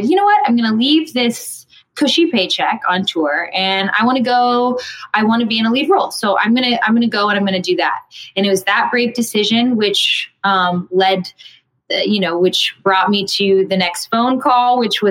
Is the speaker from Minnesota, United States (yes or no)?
no; Houston, Texas, United States; moved away as an adult; now in New York, United States; I grew up in Houston and I didn't go the college path. I moved straight to New York